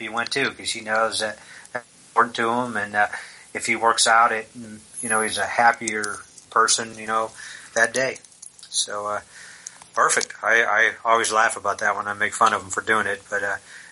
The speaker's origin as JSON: {"language": "English", "town": "Syracuse", "region": "New York", "country": "United States", "said": "I'm from Syracuse, New York."}